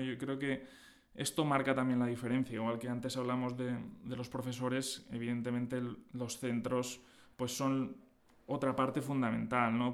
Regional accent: Agost, Valencian Community, Spain; Sí, yo soy de Agost, un, pueblo de poco más de 4.000 habitantes en, Alicante

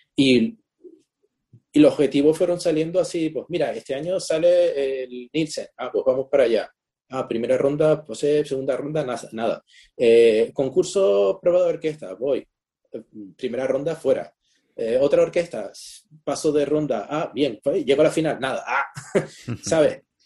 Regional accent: Spain; moved away as an adult; Yo salí de España con 18 años y no he vuelto

